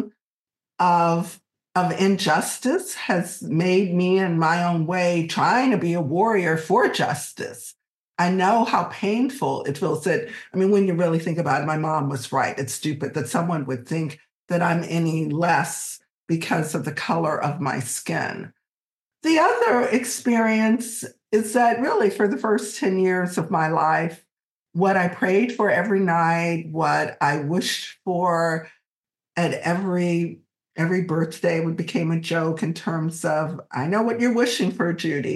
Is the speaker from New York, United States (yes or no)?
no; Alexandria, Virginia, United States; moved away as an adult; now in California, United States; this is not the Alexandria that I grew up